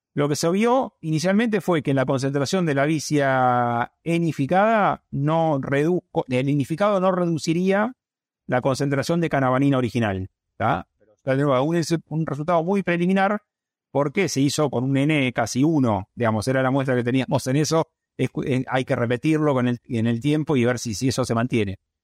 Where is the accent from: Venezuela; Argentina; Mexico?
Argentina; acá en Argentina, como es de riesgo, la zona nuestra es de riesgo geográfico bajo